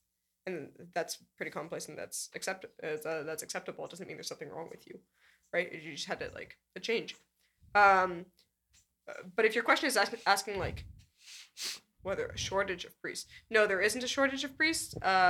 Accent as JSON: {"language": "English", "country": "Canada", "moved": "yes", "lives_now": "United States", "said": "as a Canadian."}